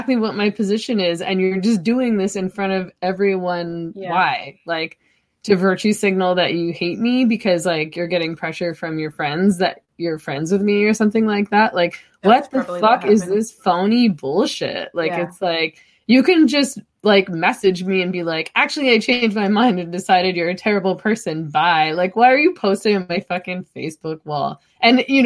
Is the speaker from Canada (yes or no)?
yes; Vancouver, British Columbia, Canada; I was born over on Commercial